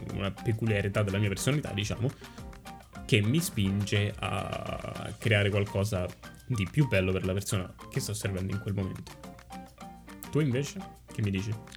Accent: Italy; moved away as an adult; now in Canada; siamo cresciuti comunque in Italia

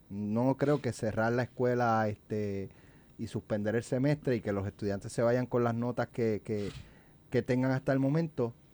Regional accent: Puerto Rico; porque yo soy boricua para que tú lo sepas.

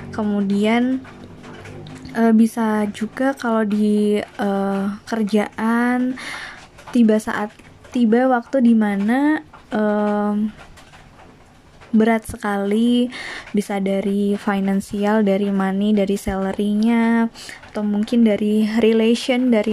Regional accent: Kediri, East Java, Indonesia; now in Bandung, Indonesia; Uh, di sini eh ya aku tuh asalnya dari Jawa Timur, dari Kediri, tapi sekarang lagi di Bandung.

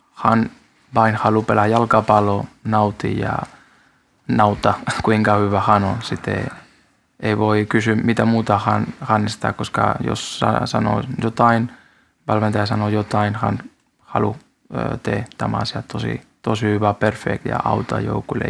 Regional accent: Spain; Finnish is a second language; now in Finland; mä olen espanjalainen

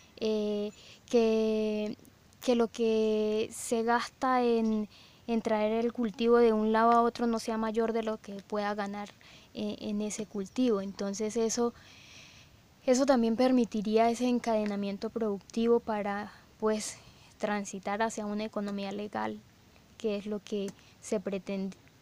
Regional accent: Aguachica, Cesar, Colombia; moved away as an adult; now in Ocaña, Colombia; yo nací en el, en el César, en un pueblo que se llama Yacucho César

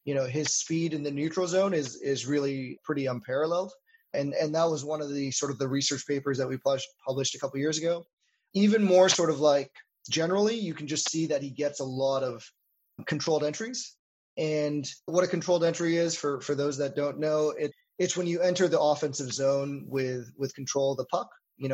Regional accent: Winnipeg, Manitoba, Canada; moved away as an adult; also born or lived in Toronto; now in Montreal, Canada; I grew up in Winnipeg

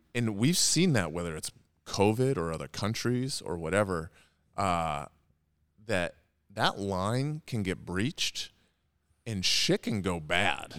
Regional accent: Edmonds, Washington, United States; I grew up in Edmonds

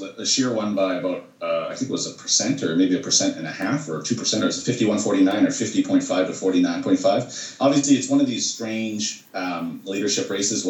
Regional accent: Canada

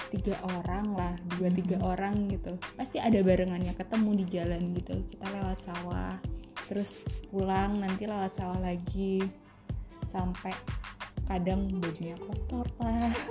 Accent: Semarang, Central Java, Indonesia; aku nggak besar Eh, di Jakarta ya seri uh, lebih banyak berkembang itu di Semarang waktu itu Semarang

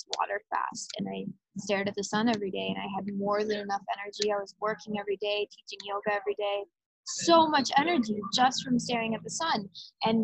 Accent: Arizona, United States; moved away as an adult; now in Hawaii, United States; I'm 7th generation native Arizonan

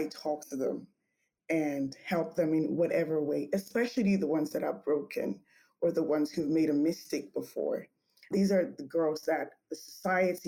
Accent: Nigeria; moved away as an adult; also born or lived in Texas; I grew up in Nigeria most part of my life, and that was where I did my undergrad at Obafemi Awolowo University, OAU.

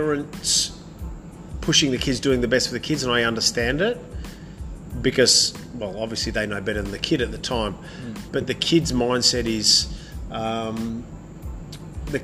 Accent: England, United Kingdom; moved away; I was born in England a few years ago, before you were

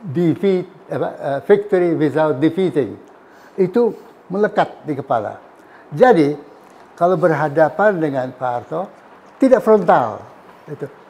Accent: West Sumatra, Indonesia; Jadi sebagai orang Sumatera, orang Minang, hitam adalah hitam, putih adalah putih, jebret.

